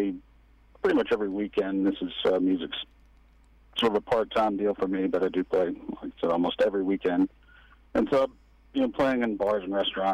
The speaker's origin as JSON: {"language": "English", "region": "South Georgia", "country": "United States", "tie": "born or raised there", "said": "growing up on the coast, and then growing up in South Georgia"}